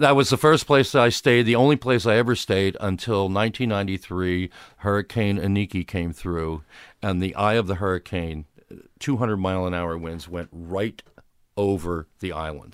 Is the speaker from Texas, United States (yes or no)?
no; Upper Darby, Pennsylvania, United States; I grew up in Westbrook Park, which was in Upper Darby, the westerly suburb of Philadelphia